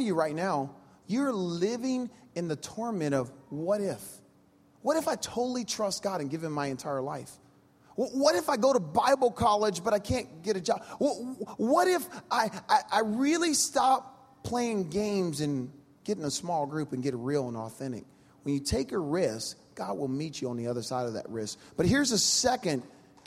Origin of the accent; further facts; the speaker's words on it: Louisiana, United States; I'm from Louisiana